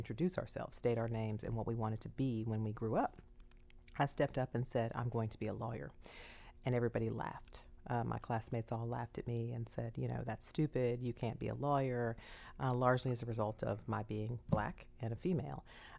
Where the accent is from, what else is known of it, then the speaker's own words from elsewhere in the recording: southern West Virginia, United States; moved away as an adult; also born or lived in Miami / South Carolina; And so my family settled in southern West Virginia, and I was raised there among the other 2% of African Americans who live in southern West Virginia.